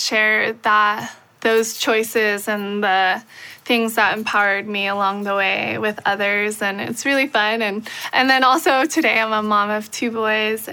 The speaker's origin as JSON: {"language": "English", "region": "Hawaii", "country": "United States", "tie": "born or raised there", "said": "I was born and raised in Hawaii. I'm still living there, and I love it"}